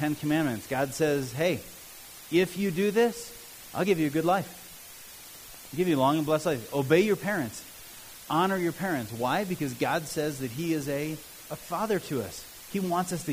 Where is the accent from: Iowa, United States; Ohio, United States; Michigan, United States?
Ohio, United States; Cleveland; also born or lived in Southern Africa; now in Mount Olympus, United States; I'll always be a Cleveland fan just because I grew up in Cleveland